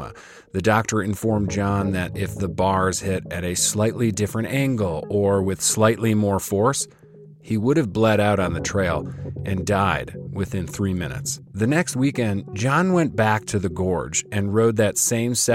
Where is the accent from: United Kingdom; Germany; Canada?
Canada; As a Canadian